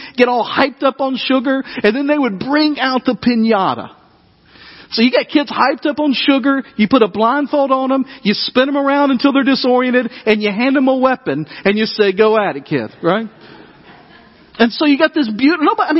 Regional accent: Dyersburg, Tennessee, United States; when I was growing up in Dyersburg, Tennessee

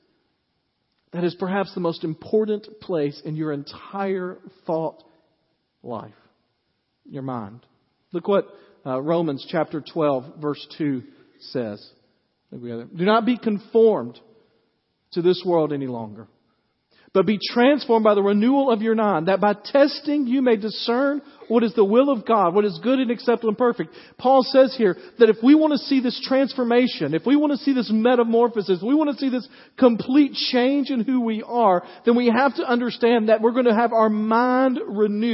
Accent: Dyersburg, Tennessee, United States; I grew up in Dyersburg, and I love the summers

